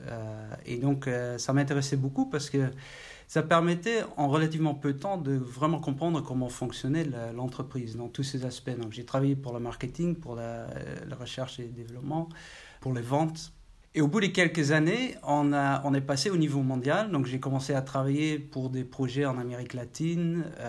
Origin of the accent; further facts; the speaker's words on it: Maastricht, Limburg, Netherlands; French is a second language; moved away as an adult; also born or lived in Eindhoven, Netherlands / Paris, France; Je suis né à Maastricht, étudié à Eindhoven.